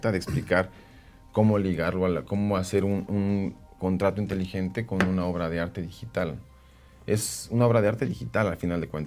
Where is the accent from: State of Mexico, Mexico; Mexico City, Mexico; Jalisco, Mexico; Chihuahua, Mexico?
Mexico City, Mexico; Como buenos chilangos